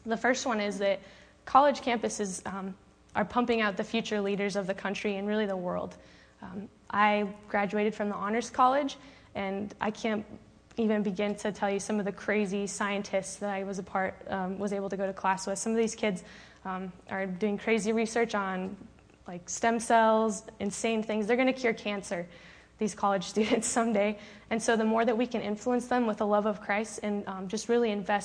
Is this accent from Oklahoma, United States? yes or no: no; Phoenix, Arizona, United States; I'm from Phoenix, Arizona